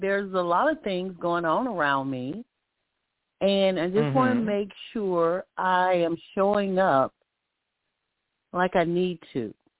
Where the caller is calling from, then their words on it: Alabama, United States; This is …. I'm calling from Alabama.